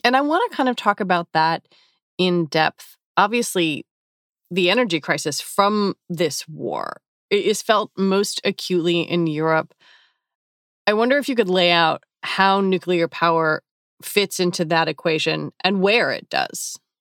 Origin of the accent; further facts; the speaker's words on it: United States; I'm an American, I'm 46